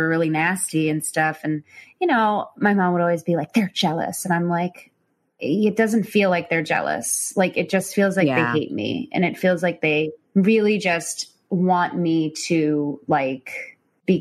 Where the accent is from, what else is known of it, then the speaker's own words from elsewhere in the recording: Chicago, Illinois, United States; So I was from Chicago